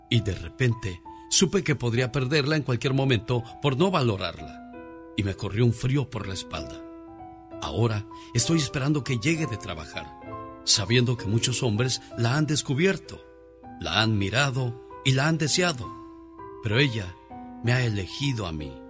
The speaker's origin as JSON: {"language": "Spanish", "region": "Michoacán", "country": "Mexico", "moved": "yes"}